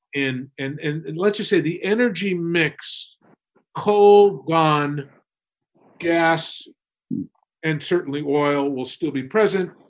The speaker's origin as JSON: {"language": "English", "region": "New York", "country": "United States", "tie": "born or raised there", "said": "I grew up in New, New York"}